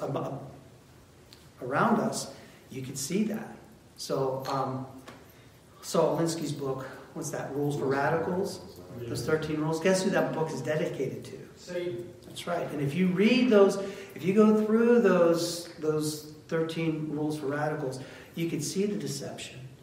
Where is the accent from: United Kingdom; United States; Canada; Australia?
United States; we're Americans